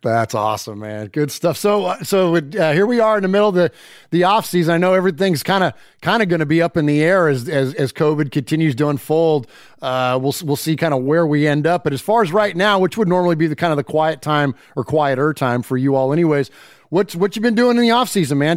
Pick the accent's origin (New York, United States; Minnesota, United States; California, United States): California, United States; Bay Area; I grew up in the Bay Area and, of course, grew up a Raider fan